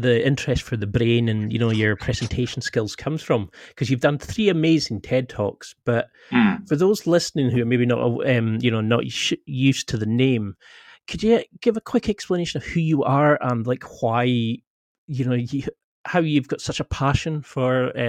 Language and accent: English; Scotland, United Kingdom; now in Glasgow, United Kingdom; I'm from the Highlands of Scotland originally, but I'm from Glasgow in for the last 10 years, so my accent's kind of got a bit weird.